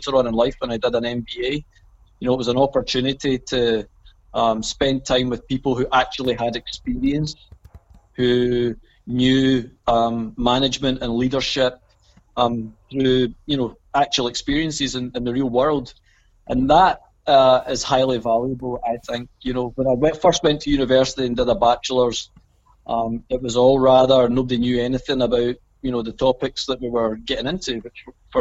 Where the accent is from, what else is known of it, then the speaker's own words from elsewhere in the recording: Hamilton, Scotland, United Kingdom; I came from the neighbouring town. I came from Hamilton.